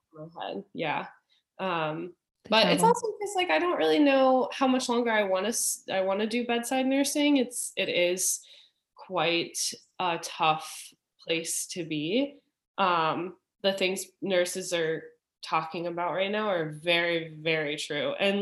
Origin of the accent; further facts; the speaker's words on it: Richmond, Virginia, United States; moved away as an adult; I grew up in Virginia, in Richmond